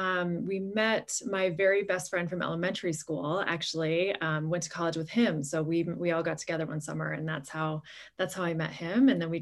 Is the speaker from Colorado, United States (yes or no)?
yes; Boulder, Colorado, United States; also born or lived in Texas / New York City; I grew up in South Boulder, and, you know, spent all of my life here really. And then went away to college and then came back after living in New York City for a while.